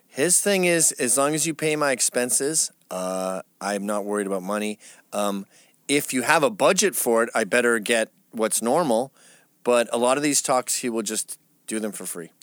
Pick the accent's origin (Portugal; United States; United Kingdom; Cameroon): United Kingdom; England; I was born in England